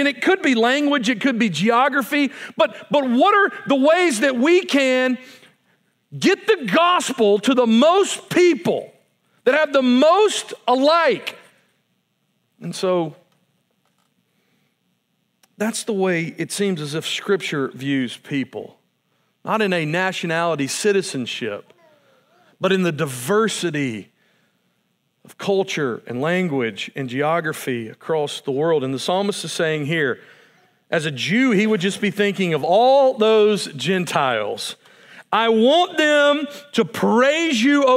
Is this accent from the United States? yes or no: yes; United States; as an American